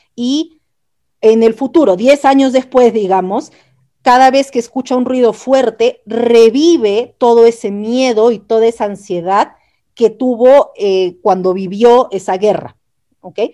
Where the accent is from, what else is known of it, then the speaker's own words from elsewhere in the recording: Peru; moved away as an adult; also born or lived in Chile; yo soy peruana